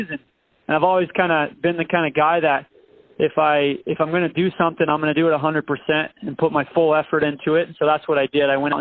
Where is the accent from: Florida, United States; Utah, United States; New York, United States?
Utah, United States; St. George; now in Cedar City, United States; I'm originally from St. George, Utah. Now I live in Cedar City, Utah